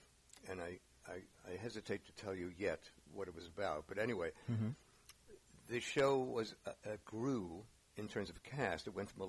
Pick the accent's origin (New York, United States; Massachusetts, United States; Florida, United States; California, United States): New York, United States; New York City; moved away; also born or lived in San Francisco Bay Area; I grew up in the Bronx.